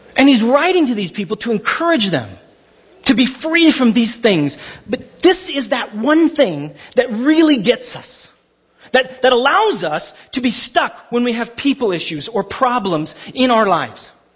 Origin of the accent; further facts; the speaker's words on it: Glendora, California, United States; I grew up in Glendora half my life